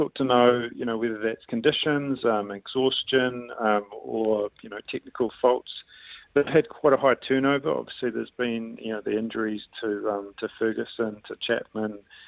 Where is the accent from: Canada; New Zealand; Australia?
New Zealand